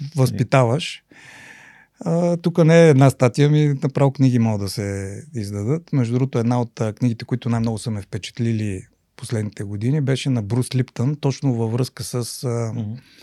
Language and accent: Bulgarian; Lovech, Lovech Province, Bulgaria; also born or lived in Sofia; реално съм си израсъл в Ловеч